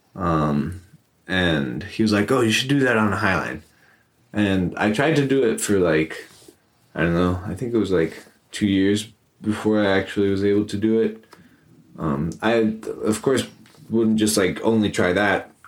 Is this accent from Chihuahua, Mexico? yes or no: no; Amecameca, State of Mexico, Mexico; I grew up in Amecameca, which is uh, very near Mexico City